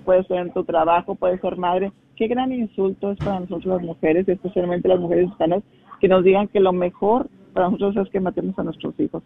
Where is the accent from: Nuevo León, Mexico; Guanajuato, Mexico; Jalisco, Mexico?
Guanajuato, Mexico; Salamanca; nací y crecí en México, en Guanajuato, en la ciudad de Salamanca